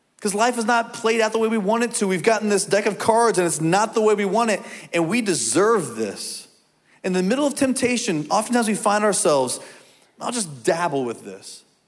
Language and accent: English; Indiana, United States; as a kid growing up in Indiana